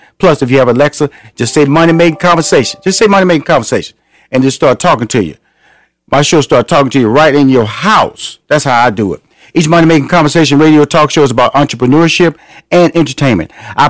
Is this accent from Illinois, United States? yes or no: no; Houston, Texas, United States; I'm from Houston, Texas, so I have an affinity to these Texas boys